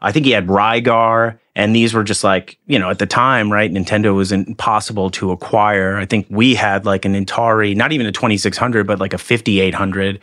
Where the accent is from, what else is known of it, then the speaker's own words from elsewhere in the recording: Haverstraw, New York, United States; in the eighties, I lived in a s, town called Havistraw that was just north of Nyack